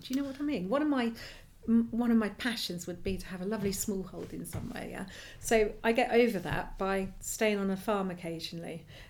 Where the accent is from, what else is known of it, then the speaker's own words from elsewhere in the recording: Buckinghamshire, South East England, United Kingdom; moved away as an adult; also born or lived in New Forest, Hampshire / Lymington; now in Dorset/Hampshire border, United Kingdom; but I wasn't born and bred down here at all. You know, I was born in Buckinghamshire actually, and moved down here, down to Hampshire, after kind of a bit of world travel, because I wanted to be by the coast